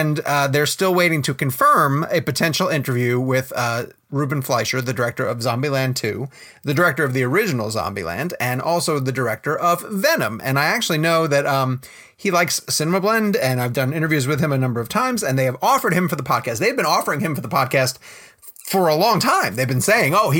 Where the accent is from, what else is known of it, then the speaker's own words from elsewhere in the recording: New York, United States; moved away; I'm from New York originally